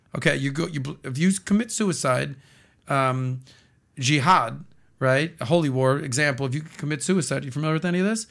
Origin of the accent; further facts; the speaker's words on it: Miami, Florida, United States; born and raised in Miami my entire life